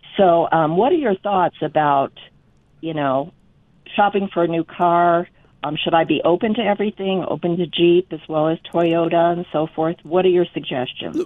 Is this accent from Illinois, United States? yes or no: yes; Chicago, Illinois, United States; moved away; I was born and raised in Chicago